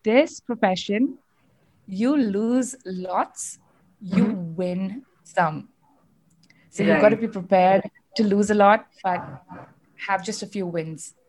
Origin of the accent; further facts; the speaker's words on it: Chennai, Tamil Nadu, India; moved away as an adult; now in Bangalore, India; I was born and raised in Chennai, but I moved to Bangalore about 11 years ago.